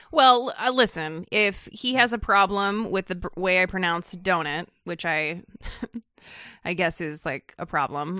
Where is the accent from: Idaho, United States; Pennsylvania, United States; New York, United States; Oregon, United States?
Idaho, United States; moved away; also born or lived in California; I was born in California and spent most of my formative years in Idaho